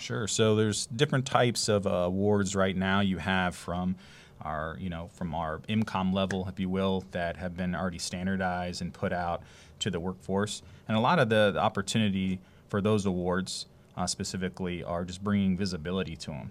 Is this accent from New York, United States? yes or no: no; Youngstown, Ohio, United States; moved away as an adult; also born or lived in Greenville, South Carolina; now in Savannah, United States; I'm coming from Ohio, actually, up in the Youngstown area. Um, lived and moved, left there, you know, as going out for college up north.